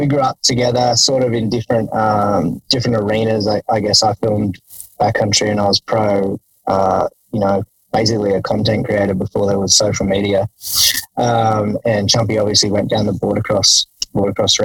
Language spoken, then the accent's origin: English; Jindabyne, New South Wales, Australia; I grew up in Jindabyne